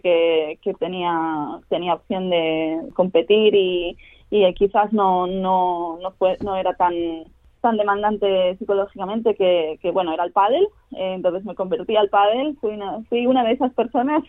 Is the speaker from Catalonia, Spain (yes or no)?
yes; Barcelona, Catalonia, Spain; moved away as an adult; now in Australia; empecé a, jugar a tenis de pequeñita, tenía cuatro años, empecé en Barcelona